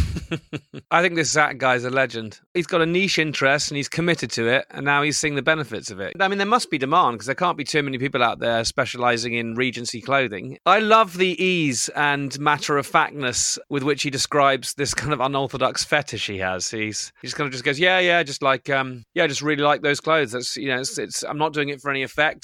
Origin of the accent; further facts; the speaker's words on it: Bristol, South West England, United Kingdom; when I grew up in Bristol